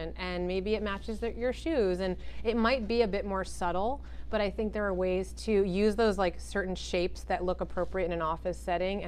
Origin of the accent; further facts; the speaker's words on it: Connecticut, United States; also born or lived in New York; I was born in New York and I always lived close to there. So I have a lot of black in my closet because New Yorkers love their black. But I also grew up in Connecticut